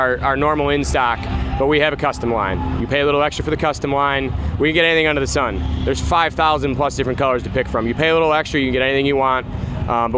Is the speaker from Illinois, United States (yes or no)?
yes; Sandwich, Illinois, United States; Born and raised in Sandwich